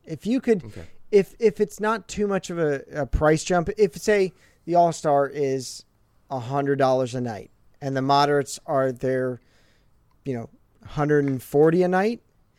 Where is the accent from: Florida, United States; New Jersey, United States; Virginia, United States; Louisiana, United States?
New Jersey, United States; I was barely from Jersey at this point.